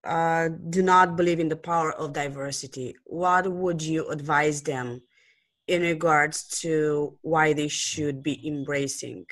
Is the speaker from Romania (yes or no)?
yes; Romania; English is a second language; I'm from Romania